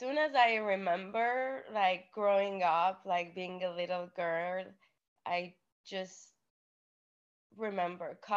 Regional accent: Iran; moved away; I was born in Iran. My family is Armenian

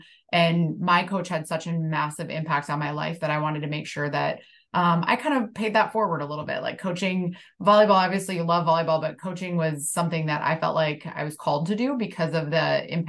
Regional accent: Midwest, United States; I'm definitely a Midwesterner. I think you grow up in the Midwest and you have this like hardworking mentality and nothing's kind of given to you.

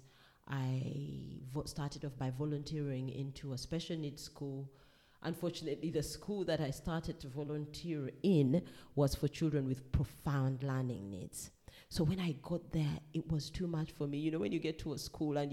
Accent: Uganda; moved away as an adult; I come from Uganda. Growing up as a Ugandan child

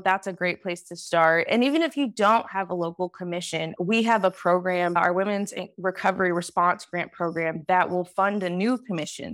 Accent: Detroit, Michigan, United States; moved away as an adult; also born or lived in Washington, D.C. / Los Angeles, California; now in Sacramento, United States; I am originally from Detroit, Michigan

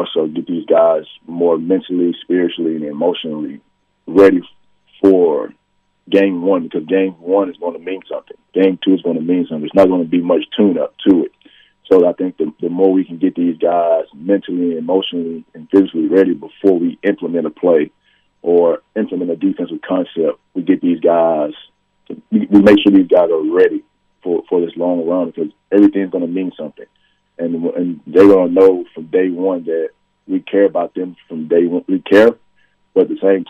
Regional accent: Memphis, Tennessee, United States; moved away as an adult; also born or lived in Tulsa, Oklahoma; now in St. Joseph, United States; I grew up, I feel like, in the Renaissance time of basketball in Memphis

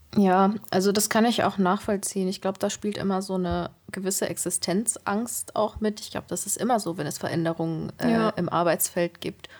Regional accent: near Duisburg, North Rhine-Westphalia, Germany; moved away; ich komme nicht hier aus der Region, ich komme vom Niederrhein, äh, Richtung Duisburg da die Ecke.

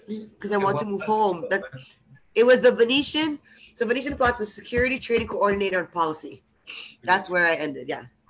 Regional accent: Hawaii, United States; now in Las Vegas, United States; I'm originally from Hawaii. {S3} Went to high school with all of you guys. Moved to Vegas for personal reasons.

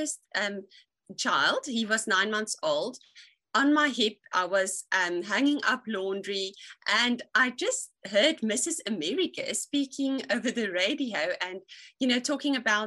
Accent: Free State, South Africa; moved away as an adult; also born or lived in Stellenbosch; now in George, South Africa; I was born and raised in the Free State, and I was the youngest of 4 children.

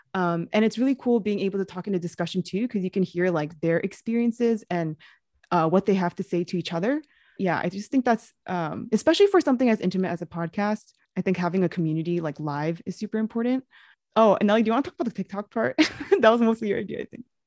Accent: New York City, New York, United States; I also grew up in New York City

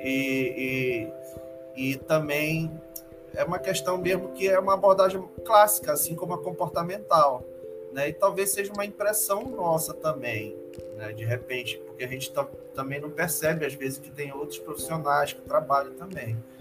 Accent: Belém, Pará, Brazil; moved away as an adult; also born or lived in Rondônia; now in Marabá, Brazil; eu sou natural de, de Belém

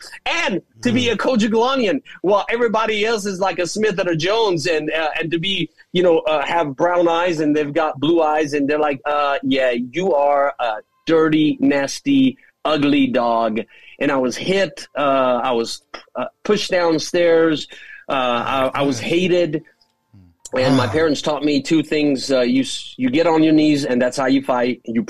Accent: Jerusalem, Jerusalem District, Israel; And that's how I was brought up in Jerusalem.

